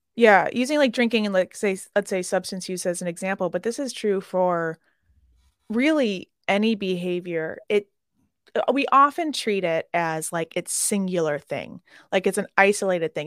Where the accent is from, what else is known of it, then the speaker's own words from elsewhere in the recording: Chicago, Illinois, United States; I'm from Chicago